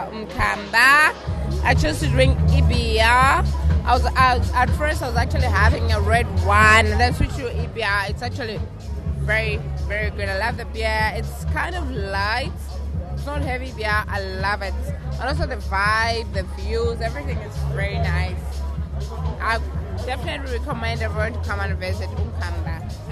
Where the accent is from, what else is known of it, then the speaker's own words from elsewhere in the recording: Malawi; I'm here at Mkamba. I'm from Malawi.